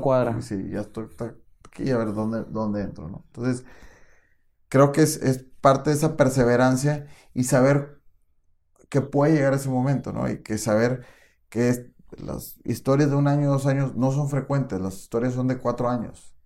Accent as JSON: {"language": "Spanish", "country": "Mexico", "said": "tenemos una supercultura como mexicanos"}